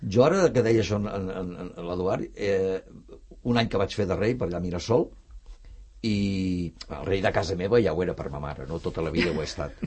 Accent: Barcelona, Catalonia, Spain; jo sóc de Gràcia també

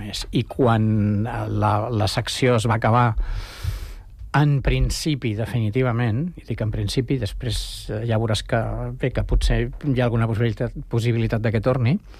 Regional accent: Barcelona, Catalonia, Spain; moved away as an adult; now in Sant Cugat del Vallès, Spain; jo sóc barceloní del 58 i Sant Cugat del 77

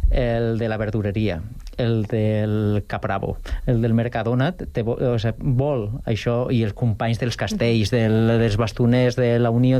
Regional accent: Valencian Community, Spain; now in Sant Cugat del Vallès, Spain; jo sóc valencià, però jo ja sóc més Cugatent que València, quasi

